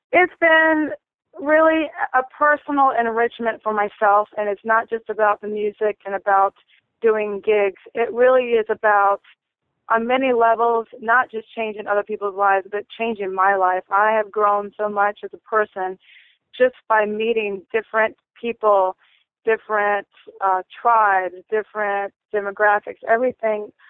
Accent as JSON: {"language": "English", "region": "North Carolina", "country": "United States", "said": "I'm from the Lumbee and Tuscarora tribe from North Carolina in the States"}